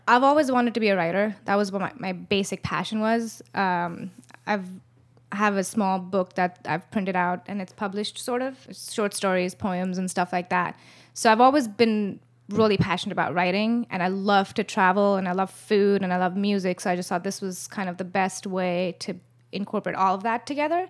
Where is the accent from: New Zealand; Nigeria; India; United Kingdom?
India; moved away as an adult; now in Los Angeles, United States; I was born in L A, but I was brought up in India